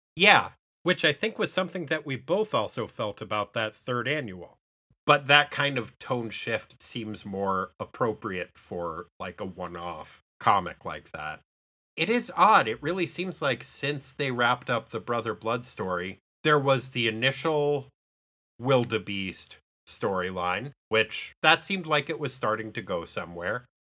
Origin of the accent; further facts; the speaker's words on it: United States; As an American